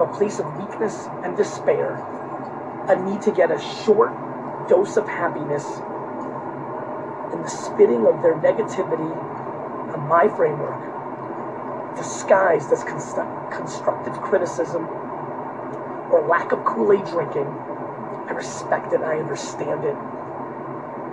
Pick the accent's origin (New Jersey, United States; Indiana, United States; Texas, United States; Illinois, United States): New Jersey, United States; Edison; English is a second language; also born or lived in Queens, New York / Dover, New Jersey; I lived in Dover for a year and a half before I got to Edison, New Jersey